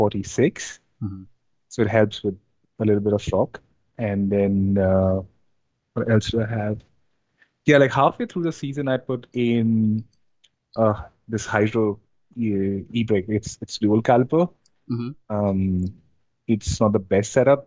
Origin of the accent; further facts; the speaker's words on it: India; moved away as an adult; now in Ontario, Canada; I'm based in Ontario right now, Canada. And I mean, originally I'm from India. I just moved like here in 2019